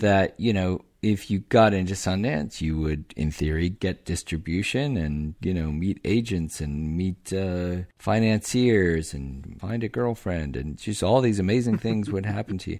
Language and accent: English; Omaha, Nebraska, United States; I grew up in Omaha